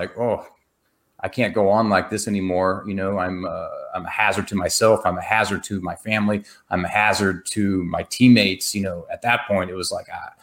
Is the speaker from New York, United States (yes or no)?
no; Texas, United States; I'm from Texas